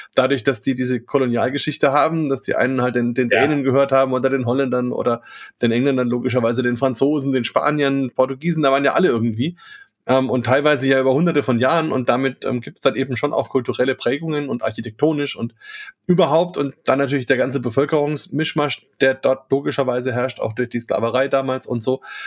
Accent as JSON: {"language": "German", "area": "Franconia", "region": "Bavaria", "country": "Germany", "said": "hier bei uns in Franken, in Bayern"}